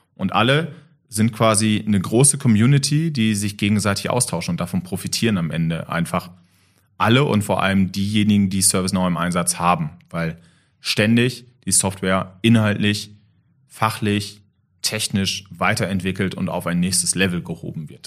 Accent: Germany; als Deutscher

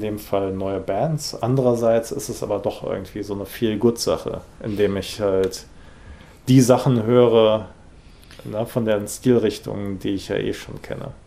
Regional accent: Rhineland, Germany; ich bin im Rheinland aufgewachsen

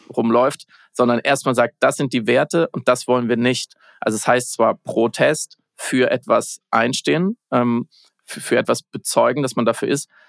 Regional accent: West Germany, Germany; Ich bin ja Westdeutscher.

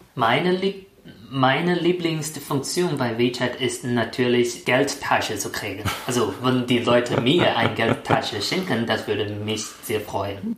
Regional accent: China; German is a second language; moved away as an adult; now in Germany; ich bin seit vier Jahren in Deutschland und ich bin Chinesisch.

